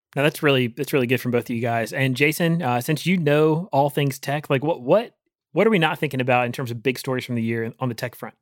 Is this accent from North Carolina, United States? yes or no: yes; Rocky Mount, North Carolina, United States; my hometown in, in Rocky Mountain, Eastern North Carolina